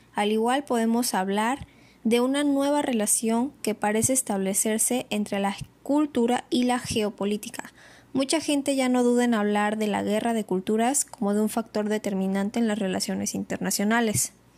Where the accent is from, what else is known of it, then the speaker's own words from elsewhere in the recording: Mexico; identificarnos con nuestra cultura y como mexicanos